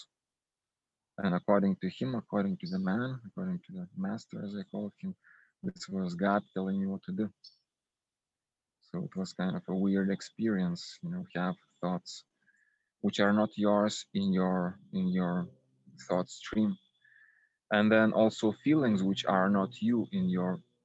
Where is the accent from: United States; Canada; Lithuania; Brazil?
Lithuania; I'm from Lithuania